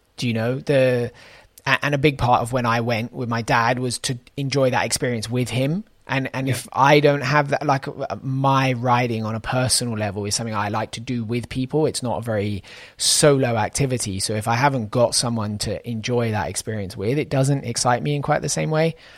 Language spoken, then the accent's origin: English; United Kingdom; as a British person